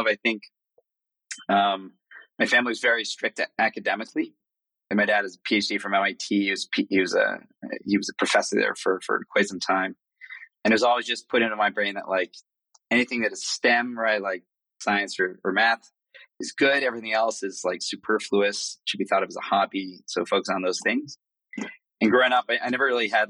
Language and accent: English; Boston, Massachusetts, United States; moved away as an adult; now in São Paulo, Brazil; I was born in Boston, grew up there. And Boston was my base until about 10 years ago when I moved to São Paulo